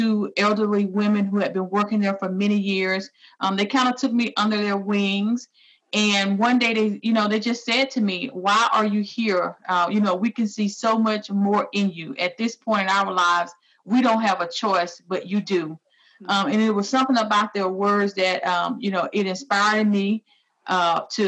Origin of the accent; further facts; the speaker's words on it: Alabama, United States; moved away as an adult; also born or lived in Texas; now in Nebraska, United States; I was born and raised in Alabama